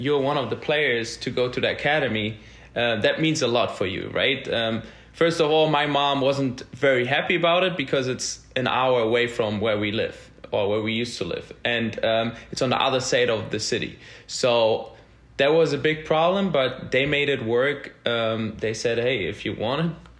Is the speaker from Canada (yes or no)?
no; Berlin, Germany; moved away as an adult; now in Nashville, United States; born and raised in Berlin